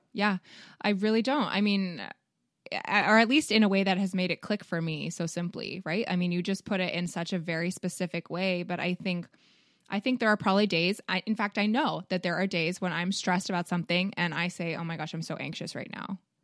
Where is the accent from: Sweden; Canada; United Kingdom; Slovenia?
Canada; now in United States; I, being a Canadian